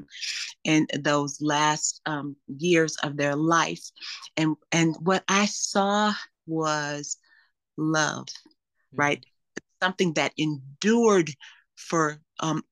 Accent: Los Angeles, California, United States; also born or lived in Louisiana; When I grew up in Los Angeles

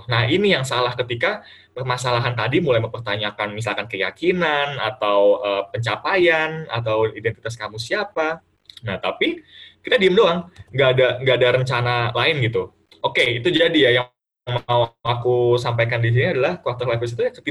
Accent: Bekasi, West Java, Indonesia; Jadi kayak misalkan yang biasa misalkan aku orang Bekasi nih kan uh, ngomongnya gue lu atau segala macam.

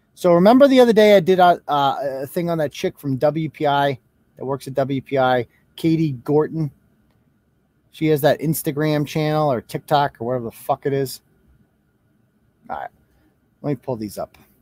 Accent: Worcester, Massachusetts, United States; I was born and raised in Worcester, product of the Worcester Public Schools

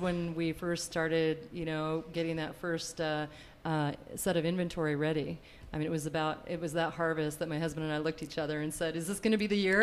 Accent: north central Washington, United States; moved away as an adult; also born or lived in Walla Walla, Washington; now in Eagle, Idaho, United States; both of us grew up on cattle ranches in north central Washington

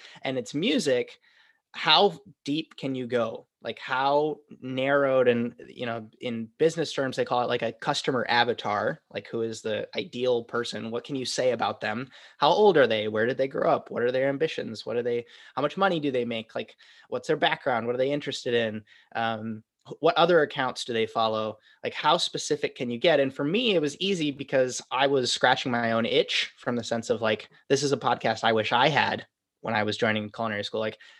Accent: Wisconsin, United States; moved away as an adult; now in New York, United States; It's basically who I was when I moved to New York from Wisconsin.

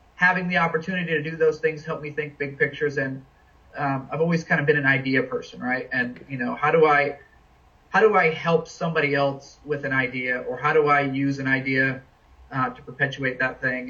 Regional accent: New England, United States; now in Washington, D.C., United States; I'm kind of a New England guy. I was born in New England

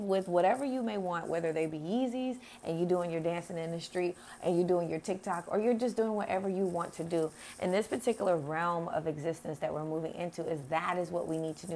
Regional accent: United States; I am American

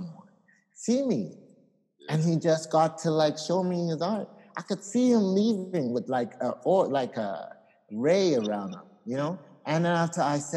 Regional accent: Ghana; I'm from Ghana

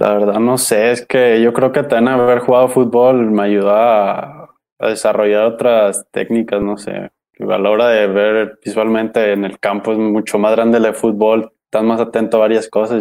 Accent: Jalisco, Mexico; soy de aquí, de Jalisco

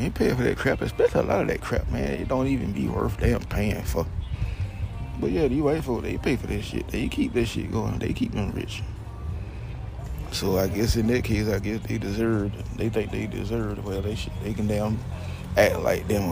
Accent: Georgia, United States; also born or lived in Homestead, Florida; Back here in Georgia. I'm from Georgia anyway.

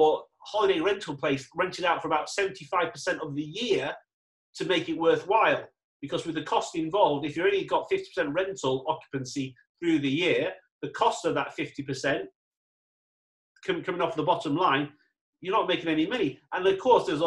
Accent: England, United Kingdom; now in Dubai, United Arab Emirates; I'm English, so do I go back to England where it's great, it's wet

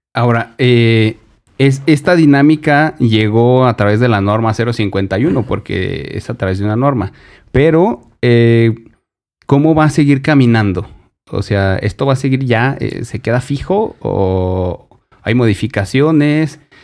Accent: Durango, Mexico; also born or lived in Mexico City; soy nacido en la Ciudad de México, pero tengo toda mi vida en Durango

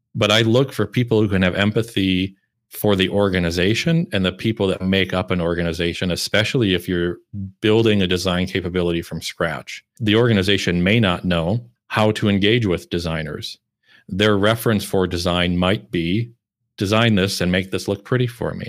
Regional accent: Iowa, United States; moved away as an adult; also born or lived in Chicago / Minneapolis; now in Malmö, Sweden; I grew up and lived in the Midwest in Iowa and then Chicago and Minneapolis for over ten years

